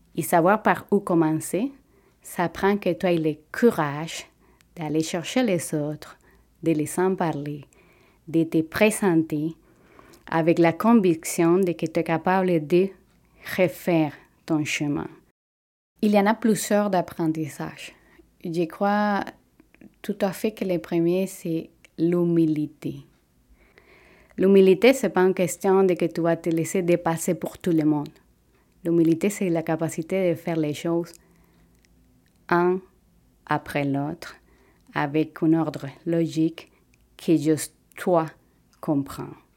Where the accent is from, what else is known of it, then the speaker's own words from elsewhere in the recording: Venezuela; French is a second language; moved away as an adult; now in Quebec, Canada; Je viens du Venezuela